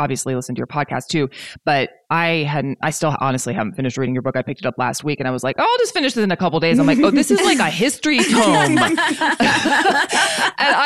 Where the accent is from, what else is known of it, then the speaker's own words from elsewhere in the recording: the South, United States; growing up in the South too